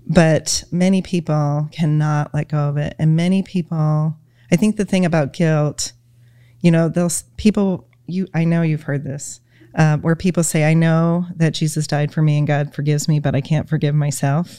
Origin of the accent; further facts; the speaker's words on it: Michigan, United States; we're from Michigan. So we're, you know, total Michigan people